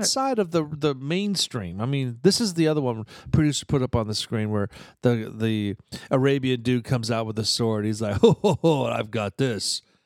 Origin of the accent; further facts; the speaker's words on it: Eatontown, New Jersey, United States; moved away; where I grew up in New Jersey, uh, Fort Monmouth in Eaton Town